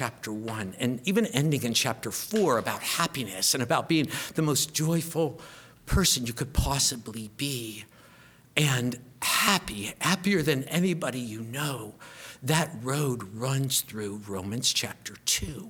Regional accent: United States; also born or lived in Oliver Springs, Tennessee; I'm an American

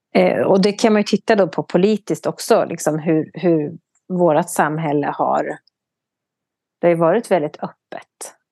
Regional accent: Sweden; vi tydligen har som svenskar

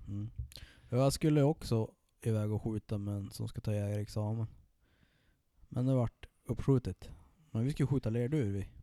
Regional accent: Sollefteå, Västernorrland County, Sweden; min hemkommun

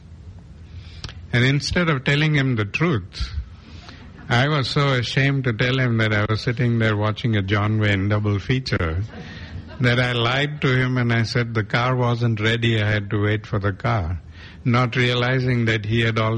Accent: South Africa; we grew up in South Africa

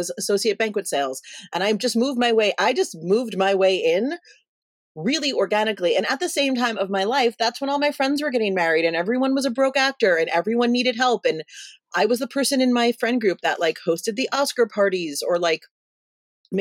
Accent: New York City, New York, United States; now in Los Angeles, United States; we're both from the East Coast. So I'm from Brooklyn

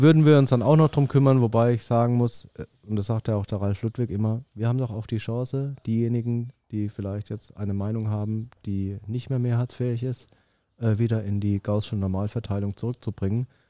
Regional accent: Würzburg, Bavaria, Germany; now in Stuttgart, Germany; ich komme eigentlich aus Würzburg, das ist so eine Studentenstadt

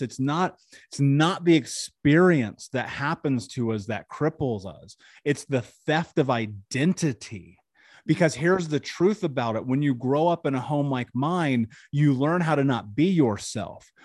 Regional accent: Indianapolis, Indiana, United States; I grew up in Indianapolis.

